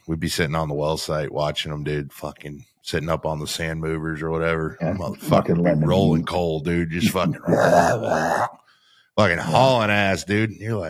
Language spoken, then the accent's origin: English; Canada; I was from Canada originally.